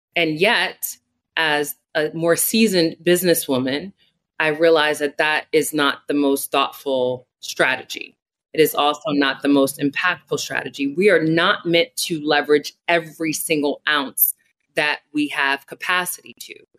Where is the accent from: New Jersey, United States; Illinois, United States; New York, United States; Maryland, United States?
New Jersey, United States; Newark; develop an education program in my hometown of Newark, New Jersey